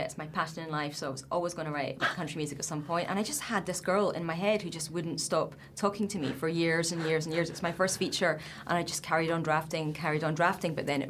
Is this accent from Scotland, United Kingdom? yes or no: yes; Glasgow, Scotland, United Kingdom; I'm from Glasgow.